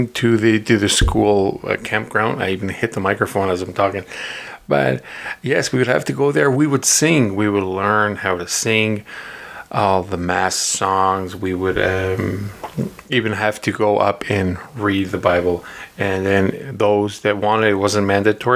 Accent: Portugal; moved away; when I was growing up in Portugal

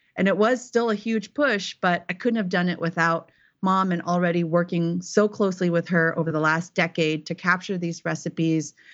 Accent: Silicon Valley, California, United States; moved away as an adult; also born or lived in eastern Tennessee; now in Tennessee, United States; I was born and raised in Silicon Valley.

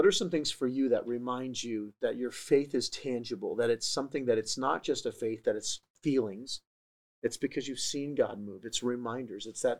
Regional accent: San Diego, California, United States; also born or lived in Wisconsin / Maine; I moved about every 2 years as a kid. I was born in San Diego, moved to Wisconsin for 2 years, came back to San Diego, then moved to Maine for 2 years, then came back to San Diego.

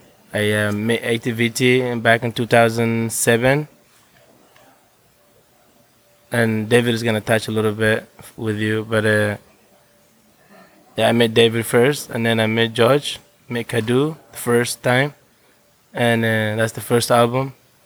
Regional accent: Jilib, Somalia; also born or lived in Burlington, Vermont; now in Vermont, United States; I'm from Somali, and I was born in Somali, small town called Jilib, and … And I come here 2004, been here since then.

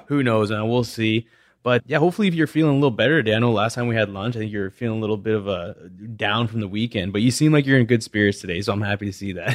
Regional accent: West Coast, Canada; growing up in Canada

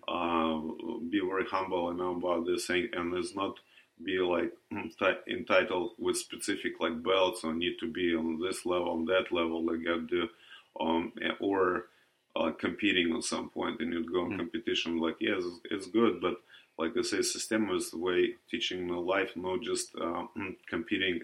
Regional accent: Russia; English is a second language; moved away as an adult; now in United States; I'm originally from Russia

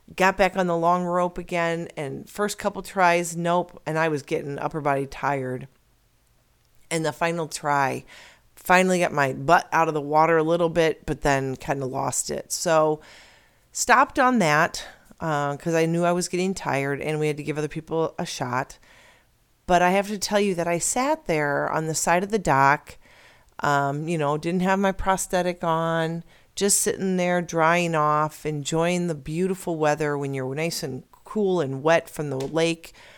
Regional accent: Illinois, United States; now in Arizona, United States; I'm originally from Illinois

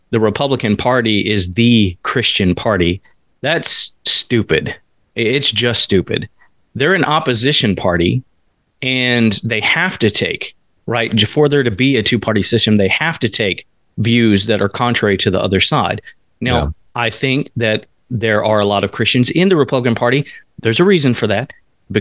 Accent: the South, United States; I grew up in the South.

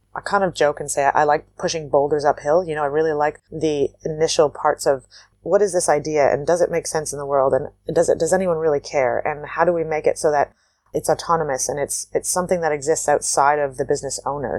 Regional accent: Waterloo, Ontario, Canada; also born or lived in New Zealand; I come from Waterloo, Ontario, Canada, which is a, it's a city with agriculture right outside of it. And I grew up on an organic farm

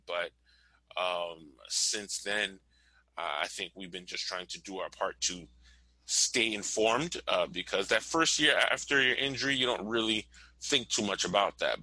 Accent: Miami, Florida, United States; I'm from Miami, Florida, 305 all day long

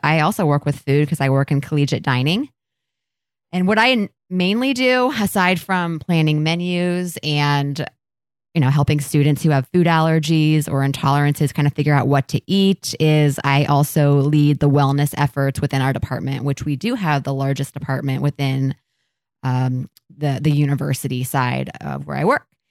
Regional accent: Columbus, Ohio, United States; I grew up in Columbus, and I've literally lived here my entire life

